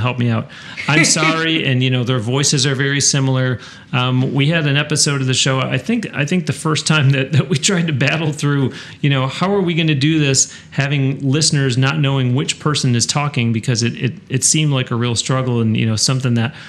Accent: Western New York, United States; I was raised in Western New York

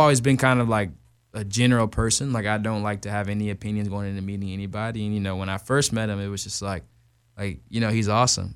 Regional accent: Tucson, Arizona, United States; born or raised there; also born or lived in Glendale, Arizona / Macon, Georgia

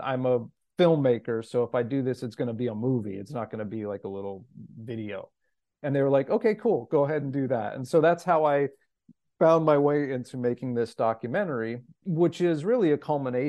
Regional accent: Los Angeles, California, United States; I'm born and raised in Los Angeles and had the benefit of going to very integrated, diverse schools.

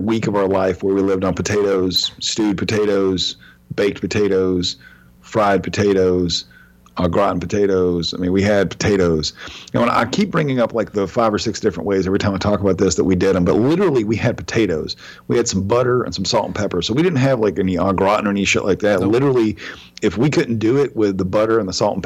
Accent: Cobb County, Villa Rica, Georgia, United States; I was in eighth grade when I moved to, or when I moved from Villarica back to Cobb County

